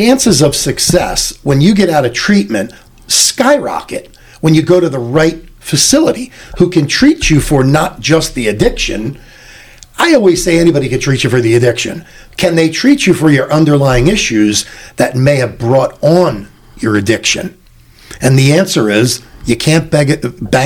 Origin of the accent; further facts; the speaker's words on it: Philadelphia, Pennsylvania, United States; I started paying union dues 43 years ago when I was 16, in growing up in Philadelphia